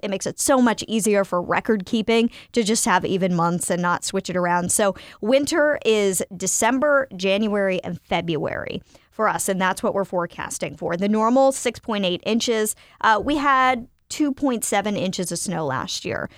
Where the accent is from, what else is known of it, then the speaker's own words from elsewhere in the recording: Winston-Salem, North Carolina, United States; I was a kid growing up in Winston-Salem, North Carolina